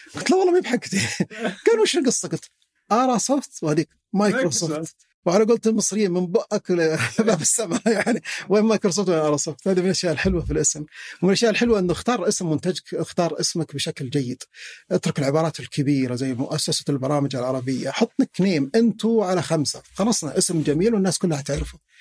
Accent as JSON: {"language": "Arabic", "town": "Al-Muzahmiyah", "region": "Riyadh Province", "country": "Saudi Arabia", "said": "انا مثلا من اهل المزاحميه"}